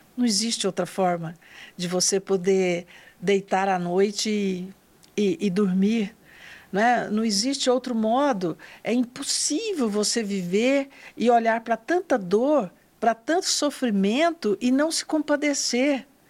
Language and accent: Portuguese; northern Goiás, Brazil; também sou do interior, sou do norte do estado de Goiás. Nasci em uma família muito simples da zona rural